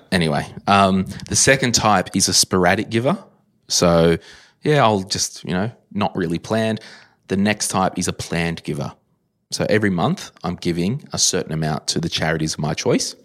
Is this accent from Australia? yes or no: yes; Berkeley Vale, New South Wales, Australia; I grew up in Berkeley Vale